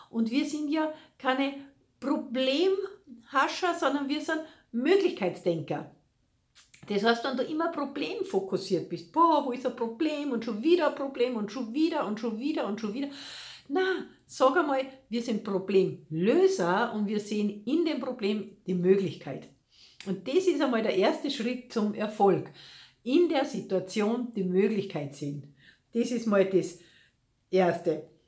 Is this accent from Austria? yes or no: yes; Salzburg, Austria; ob es die Festung Hohen Salzburg ist, also ich bin ja aus Salzburg, gell, ganz egal